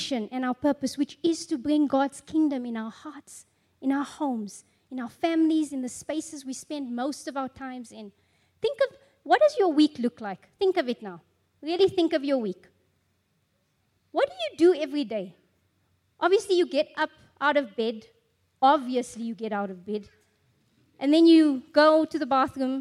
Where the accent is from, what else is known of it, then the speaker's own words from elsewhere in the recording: South Africa; I'm a South African Zulu